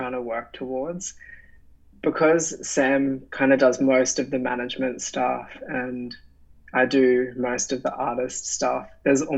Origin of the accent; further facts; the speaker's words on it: Brisbane, Queensland, Australia; I'm from Brisbane